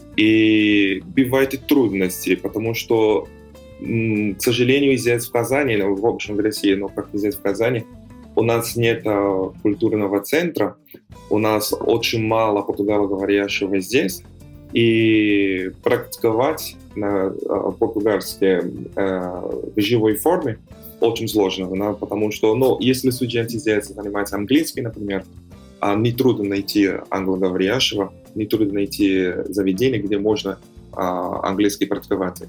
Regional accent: São Paulo, Brazil; Russian is a second language; moved away as an adult; now in Kazan, Russia; я сам из Сан-Паулу

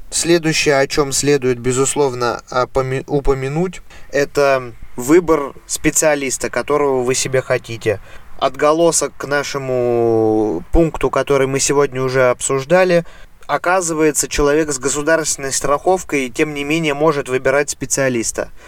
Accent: Russia; moved away as an adult; also born or lived in Voronezh; now in Germany; в моем родном городе

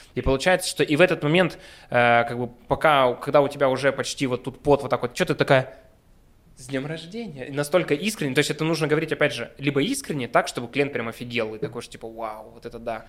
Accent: Yekaterinburg, Sverdlovsk Oblast, Russia; мы горды и рады, что мы екатеринбуржцы, уральцы, мы родом отсюда

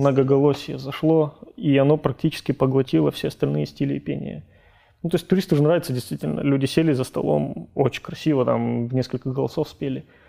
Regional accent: Kabardino-Balkaria, Russia; moved away; У нас, как бы у нас на родине, там, в КБР

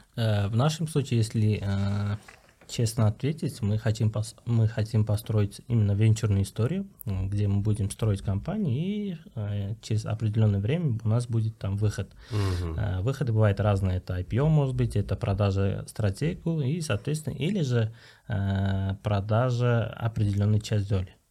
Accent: Uzbekistan; мы, вот именно узбеки, узбекские ребята

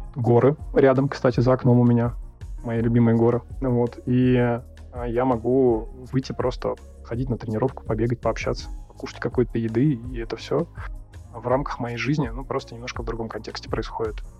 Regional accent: Russia; moved away as an adult; now in Kyrgyzstan; я родился и вырос в России

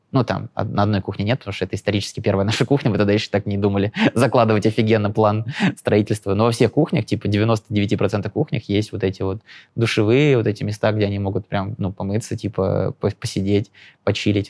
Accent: Lyubertsy, Moscow Oblast, Russia; со своего района, с Желебинского, я из Люберец, ну, типа, из Желебина, Люберец

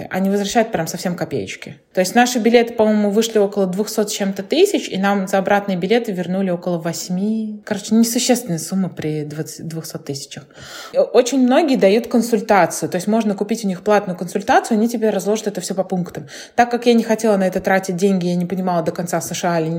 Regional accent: Kaliningrad, Kaliningrad Oblast, Russia; Я просто говорю из Калининграда, все. Вот еще очень многие, кстати, не знают, знает, где Калининград находится, это обидно.

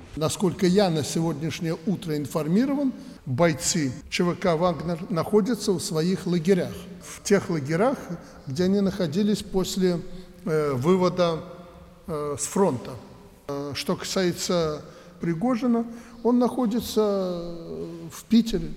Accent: Alexandria, Mogilev Region, Belarus; moved away; мое сердце принадлежит этому уголку Беларуси

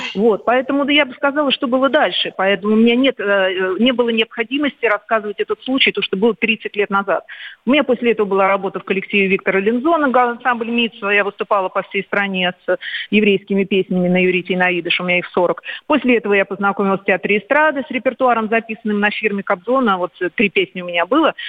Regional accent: Moscow, Russia; я родилась в Москве

